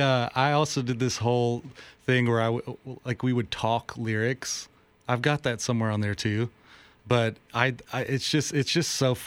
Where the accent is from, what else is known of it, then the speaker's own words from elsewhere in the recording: North Carolina, United States; moved away as an adult; now in Redding, United States; I grew up in North Carolina, actually. So I'm a Southern boy. I'm a Southerner like y'all.